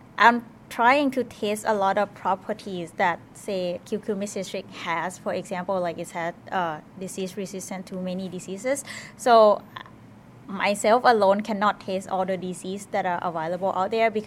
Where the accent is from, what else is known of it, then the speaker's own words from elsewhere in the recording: Thailand; moved away as an adult; now in Madison, United States; I am from Thailand originally, but I am currently studying PhD at the University of Wisconsin-Madison